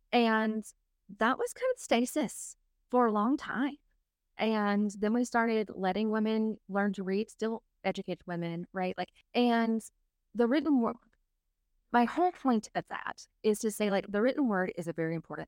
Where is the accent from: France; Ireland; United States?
United States; Southeast; I grew up in the Australia of America. I grew up in the Southeast.